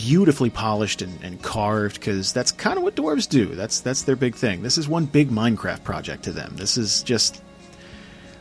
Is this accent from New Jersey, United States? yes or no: yes; New Jersey, United States; I'm a schlub from Jersey